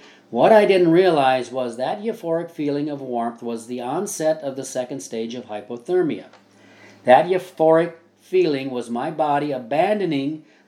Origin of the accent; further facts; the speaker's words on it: Midwest, United States; Also, growing up in the Midwest, my life experiences are almost as strange as Oz was to Dorothy.